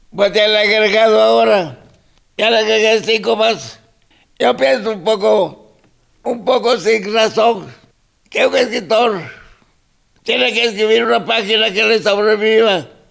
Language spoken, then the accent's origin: Spanish; Mexico; Spanish is a second language; soy mexicano